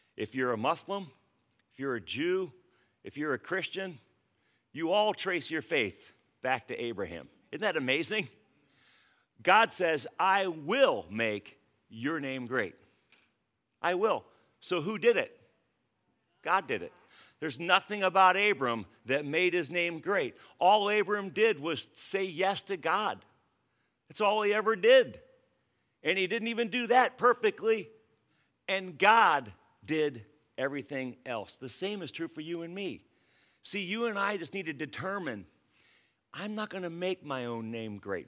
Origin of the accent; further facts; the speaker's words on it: United States; as an American